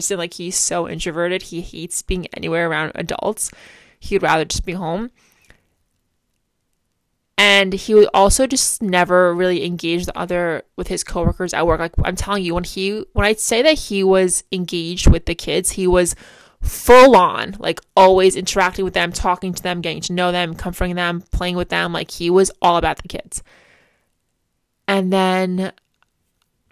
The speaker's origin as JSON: {"language": "English", "area": "Port", "region": "New York", "country": "United States", "tie": "born or raised there", "said": "we've both grew up in Port our entire lives"}